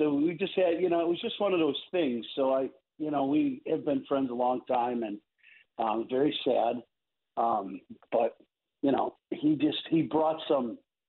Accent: Chicago, Illinois, United States; as a Chicagoan that I am, Pizza Fridays

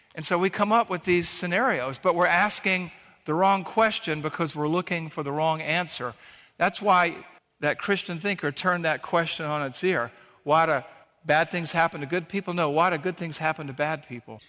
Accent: Savannah, Georgia, United States; the beach where we grew up in Savannah, Georgia

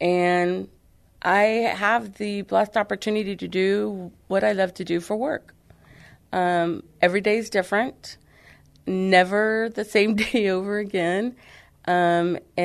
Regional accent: San Antonio, Texas, United States; now in Floresville, United States; I was born and raised in San Antonio, Texas, and then about 30 years ago decided to move out to Floresville, Texas

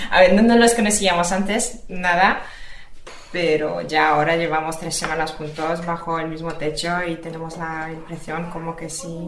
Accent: Poland; Spanish is a second language; eh, pues soy polaca.

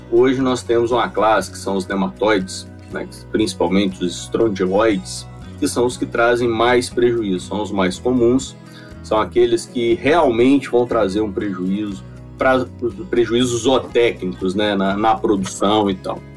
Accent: Minas Gerais, Brazil; É, eu sou de Minas, né? Eu sou, sou mineiro e formei aqui na UFMG em 2004.

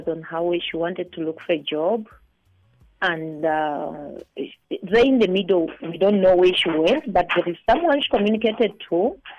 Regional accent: Uganda; now in South Africa; I'm also from Uganda.

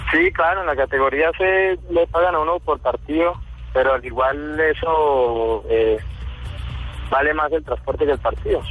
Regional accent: Tame, Arauca, Colombia; yo soy de, del departamento de Arauca, soy del municipio de Tame

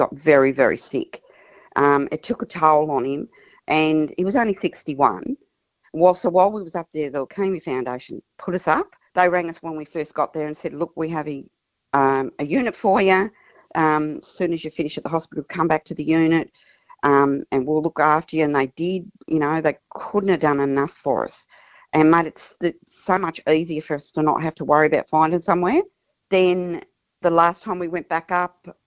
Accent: Tasmania, Australia; moved away as an adult; now in Mount Gambier, Australia; We were born and bred in Tasmania, and we moved over here to be closer to our daughter who lives in Mount Gambier

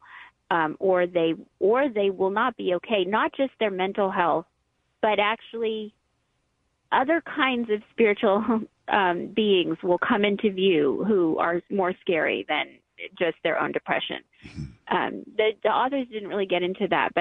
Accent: United States; as American Christians

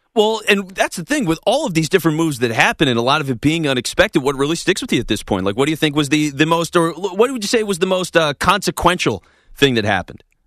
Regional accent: Philadelphia, Pennsylvania, United States; I'm from Philly. Like I'm a Philly guy.

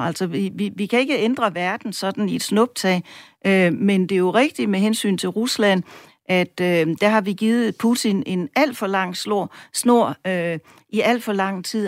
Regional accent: Denmark; vi som danskere

